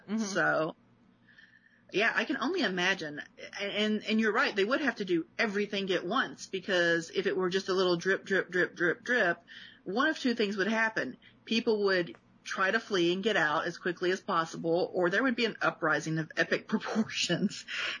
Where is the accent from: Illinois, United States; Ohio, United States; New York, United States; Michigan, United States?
Illinois, United States; Chicago; And I still drive like I'm from Chicago.